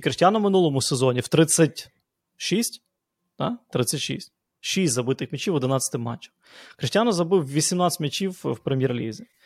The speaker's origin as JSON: {"language": "Ukrainian", "town": "Lviv", "region": "Lviv Oblast", "country": "Ukraine", "said": "як у нас у Львові говорять"}